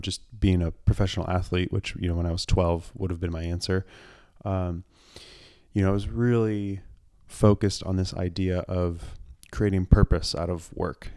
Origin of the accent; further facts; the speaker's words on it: Portland, Oregon, United States; I grew up in the Portland area in the suburbs